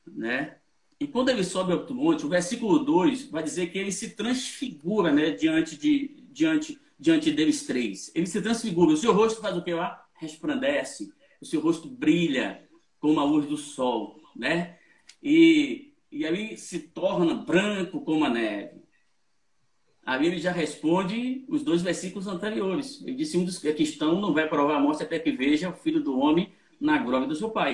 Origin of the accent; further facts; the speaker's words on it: Bahia, Brazil; baiano, minha terra, minha terra é boa demais.